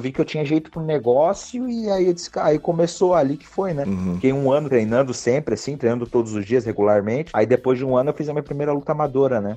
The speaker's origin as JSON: {"language": "Portuguese", "town": "Joinville", "region": "Santa Catarina", "country": "Brazil", "moved": "as an adult", "lives_now": "United States", "said": "sou lá de Joinville, Santa Catarina"}